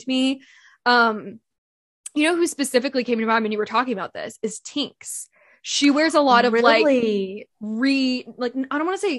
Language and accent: English; Bay Area, California, United States; growing up in the Bay Area